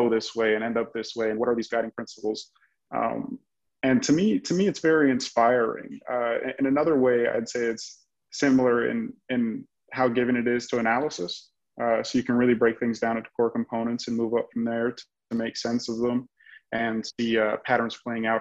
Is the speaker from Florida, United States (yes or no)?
yes; Miami, Florida, United States; I'm born and raised in Miami, Florida, where I still live today